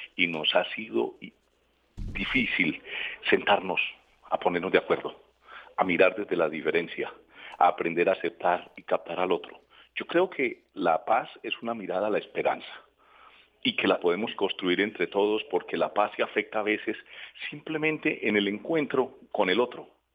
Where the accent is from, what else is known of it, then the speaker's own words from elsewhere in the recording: Colombia; nosotros como colombianos